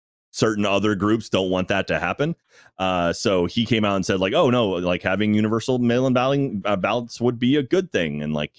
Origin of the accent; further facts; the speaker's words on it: Texas, United States; I'm born and raised in Texas